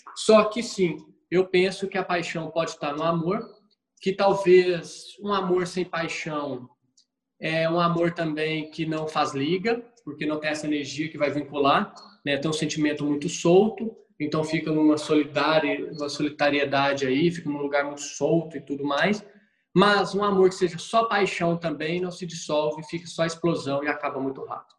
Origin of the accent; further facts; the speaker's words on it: Minas Gerais, Brazil; como bom mineiro